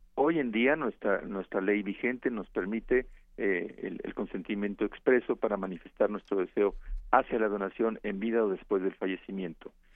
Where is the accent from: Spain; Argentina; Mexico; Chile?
Mexico; cómo somos los mexicanos